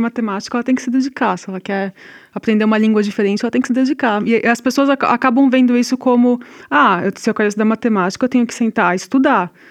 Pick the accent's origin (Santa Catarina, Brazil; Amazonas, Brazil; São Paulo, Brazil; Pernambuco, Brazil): São Paulo, Brazil; moved away; also born or lived in Rio Grande do Sul; eu sou de São Paulo, né? E em São Paulo, aqui nós estamos no Rio Grande do Sul, não estou acostumada